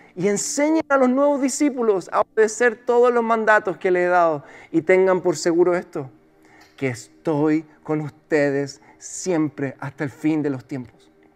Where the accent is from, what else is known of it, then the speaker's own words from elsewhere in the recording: Chile; como el chileno la veo